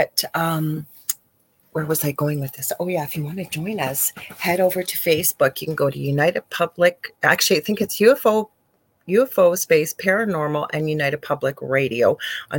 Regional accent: Canada; I am a Canadian spiritual medium

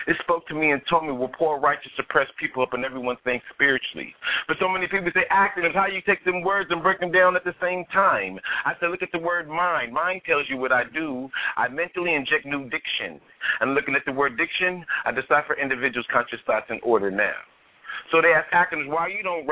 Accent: Vallejo, California, United States; now in Sacramento, United States; I'm originally from Vallejo, California, but I reside in the Sacramento area

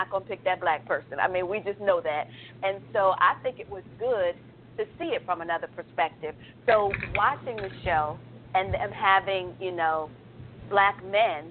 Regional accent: New York City, New York, United States; now in Alpharetta, United States; I may live in Alpharetta, but I'm from Brooklyn

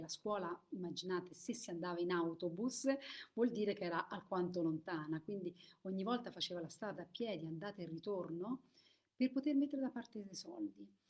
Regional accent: Italy; io sono vissuta in Italia e, ehm, e quindi ho questo vissuto e per questo facevo la messa quando ero piccola

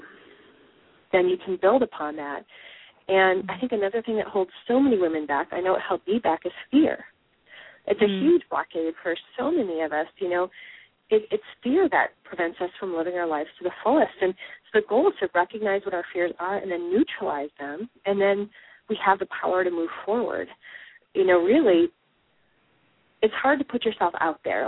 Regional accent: Midwest, United States; I'm from the Midwest

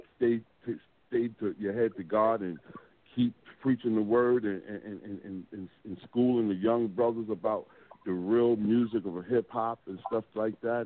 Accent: New York City, New York, United States; now in Columbia, United States; Columbia, South Carolina right now, but I'm from Brooklyn, New York

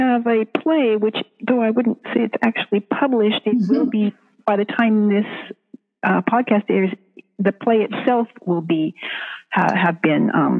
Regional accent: Washington, United States; moved away as an adult; now in Rainier, United States; I live in Oregon. I grew up in Washington State, but since I got married, I've lived in Oregon.

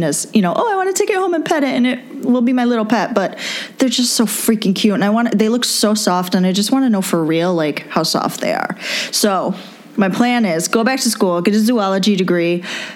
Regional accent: Rochester, New York, United States; I'm from Rochester, New York

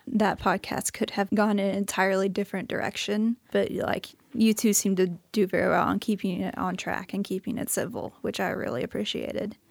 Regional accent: St. Louis, Missouri, United States; moved away as an adult; now in Missoula, United States; I'm from Saint Louis, Missouri

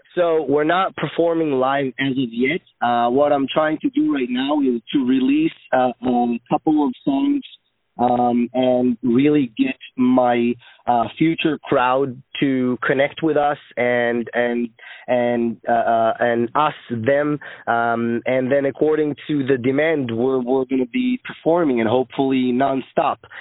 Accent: Israel; moved away; also born or lived in United States; I'm actually from Israel

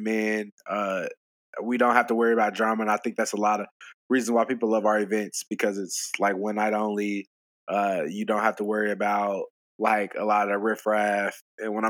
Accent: Indianapolis, Indiana, United States; now in Dallas, United States

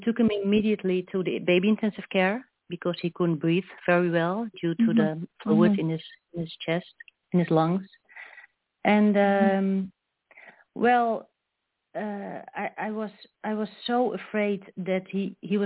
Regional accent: Netherlands; I'm from Holland

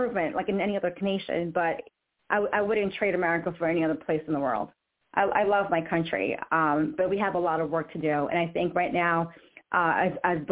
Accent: New York, United States; moved away as an adult; also born or lived in Florida / Washington, D.C. / Virginia; now in Georgia, United States; I grew up in New York. I went to college in Florida, right? And then I went back to New York for a season, moved to D.C., Virginia, now it's Georgia

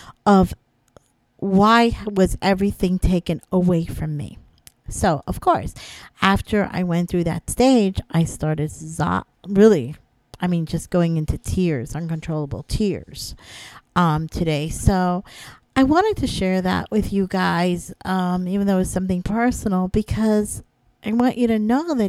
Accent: Florida, United States; moved away as an adult; now in New York, United States; I'm from Florida

